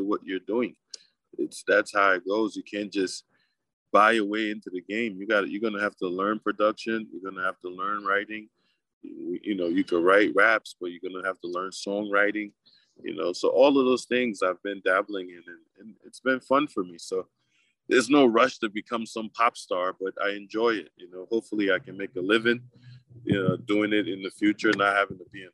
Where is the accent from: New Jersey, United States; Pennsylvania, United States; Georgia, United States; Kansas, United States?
New Jersey, United States; also born or lived in Africa; I grew up in Jersey.